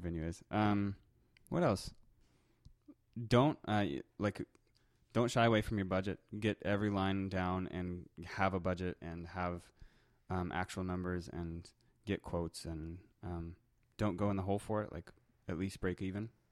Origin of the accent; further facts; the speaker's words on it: Colorado, United States; moved away as an adult; also born or lived in southern Germany; now in Manitoba, Canada; I'm originally from Colorado